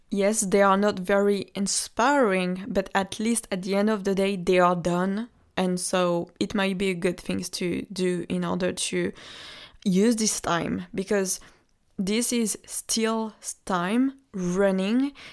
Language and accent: English; Normandy, France; I come from Normandy. And Normandy is a region, you, you're sure might know, uh, the Normandy of France.